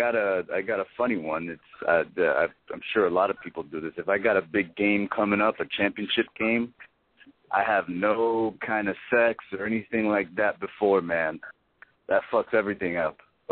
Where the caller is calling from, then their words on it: Fort Lauderdale, Florida, United States; I'm calling from Fort Lauderdale, man.